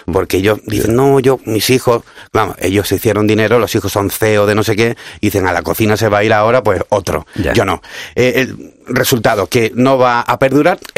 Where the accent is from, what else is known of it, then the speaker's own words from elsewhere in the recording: Cádiz, Andalusia, Spain; Yo hablo fino porque me pagáis, pero en fin, en la tele, pero yo soy de Cádiz